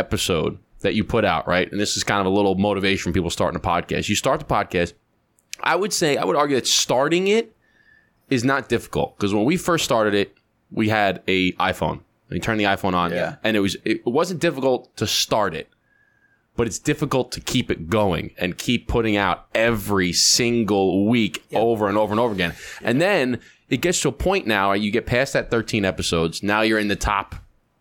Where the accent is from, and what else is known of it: Long Island, New York, United States; born or raised there